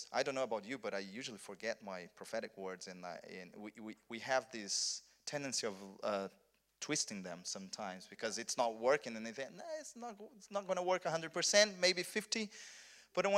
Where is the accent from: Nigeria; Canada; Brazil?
Brazil; South Region; English is a second language; moved away as an adult; also born or lived in Rio de Janeiro, Brazil; I'm from Brazil, but I'm from south of Brazil